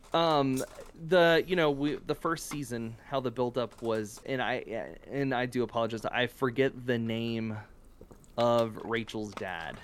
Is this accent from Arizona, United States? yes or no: no; South Louisiana, United States; moved away; I'm originally from South Louisiana